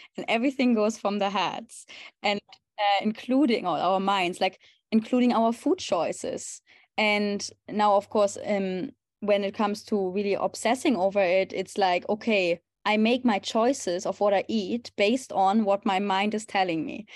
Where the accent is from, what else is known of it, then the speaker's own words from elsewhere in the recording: Germany; moved away as an adult; now in Amsterdam, Netherlands; I'm originally from Germany, and currently I live in Amsterdam